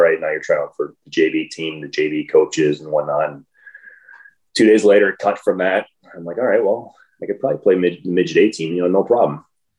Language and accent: English; Minnesota, United States; Sure. So growing up was great. I had a little lake behind my house. We'd always be out there skating all the time.